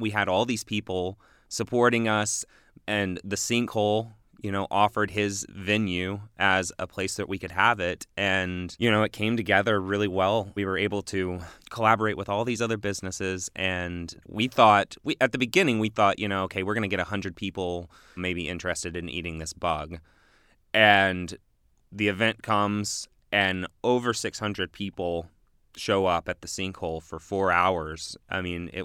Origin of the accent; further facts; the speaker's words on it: Texas, United States; now in Bloomington, United States; I grew up in Texas